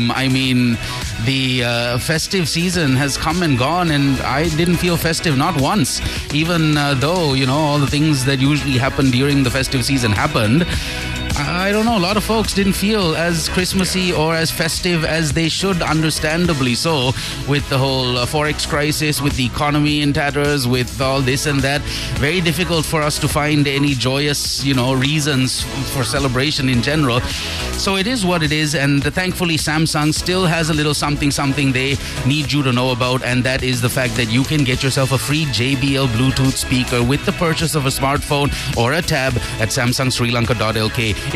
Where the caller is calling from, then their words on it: Kuwait; I'm … from Kuwait.